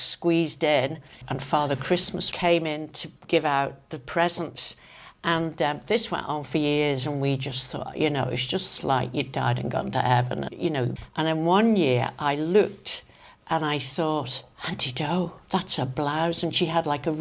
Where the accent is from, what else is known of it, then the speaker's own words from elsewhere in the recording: Crosby, Isle of Man; moved away as an adult; also born or lived in London; I was born and brought up in Crosby.